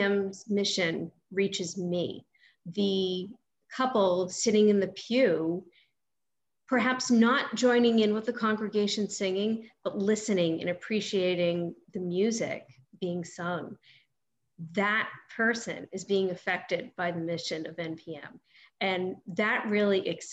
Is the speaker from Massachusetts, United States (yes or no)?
yes; North Shore, Massachusetts, United States; moved away; I grew up on the North Shore